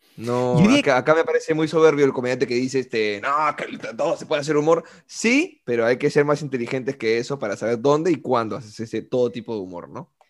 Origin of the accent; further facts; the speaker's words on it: Peru; como peruano